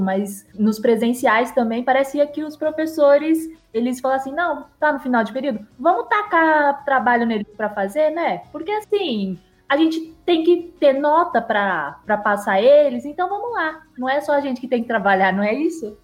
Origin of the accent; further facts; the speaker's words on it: São Paulo, Brazil; moved away as an adult; now in Mariana, Brazil; Eu sou de São Paulo, mas agora eu falo de Mariana, porque eu, enfim, eu vim para cá, né?